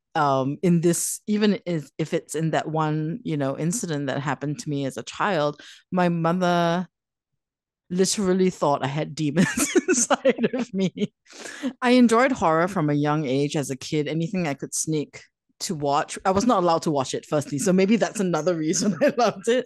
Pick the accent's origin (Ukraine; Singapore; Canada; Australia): Singapore; growing up in Singapore, living in Singapore